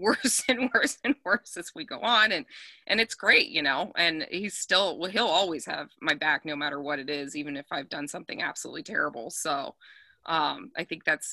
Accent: Colorado, United States; I grew up in Colorado

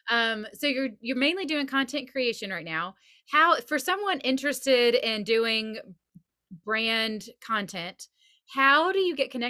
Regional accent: Nashville, Tennessee, United States; "Yeah, we're from Nashville,"

